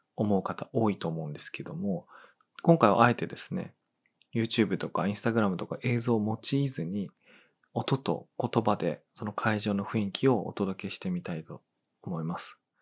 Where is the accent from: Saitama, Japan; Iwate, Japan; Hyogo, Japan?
Iwate, Japan; Tono; 東野の出身だと